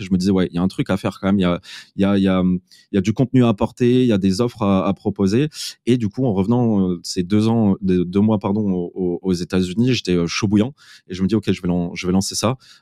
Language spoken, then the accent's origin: French; Metz, Grand Est, France; moved away as an adult; also born or lived in Malta; je suis originaire de, euh, de, de Metz.